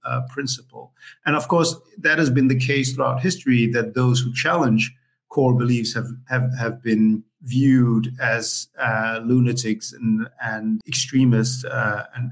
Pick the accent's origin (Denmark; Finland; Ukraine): Denmark; Copenhagen, Capital Region of Denmark; I am born and raised in Copenhagen in Denmark